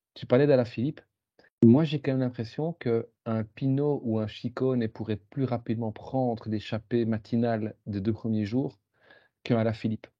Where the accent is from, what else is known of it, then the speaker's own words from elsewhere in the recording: Belgium; en tant que Belge